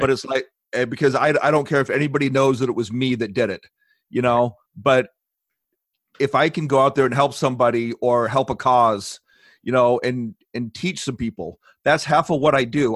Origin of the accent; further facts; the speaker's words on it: Long Beach, California, United States; moved away as an adult; now in Ozarks, United States; I spent most of my life growing up in Long Beach, California